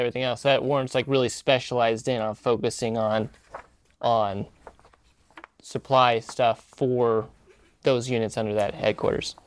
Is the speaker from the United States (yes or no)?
yes; Missouri, United States; moved away; I grew up in the Midwest in Missouri